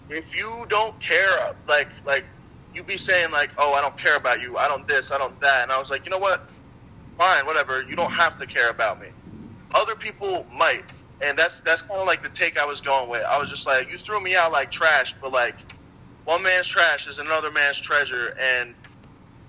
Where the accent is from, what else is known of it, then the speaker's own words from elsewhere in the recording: New Jersey, United States; also born or lived in Albany area, New York; now in New York, United States; I was originally from Jersey. And then I moved up to New York, and I found my place up in the 518